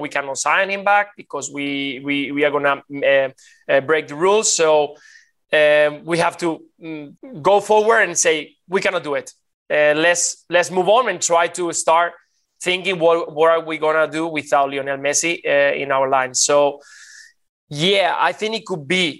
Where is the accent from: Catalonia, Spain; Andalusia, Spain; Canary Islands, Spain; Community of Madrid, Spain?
Catalonia, Spain; Barcelona; I grew up in Barcelona